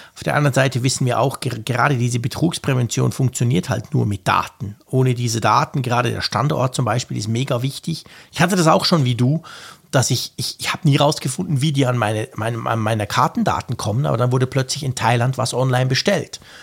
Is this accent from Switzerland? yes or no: yes; Switzerland; Bei uns in der Schweiz